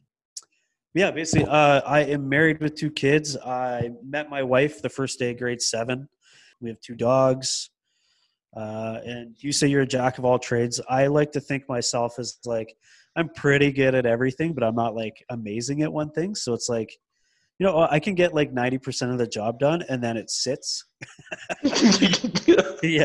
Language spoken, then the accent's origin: English; Sherwood Park, Alberta, Canada; also born or lived in Edmonton / Lethbridge; I was born in Edmonton, raised in Sherwood Park. Lived there basically my whole life.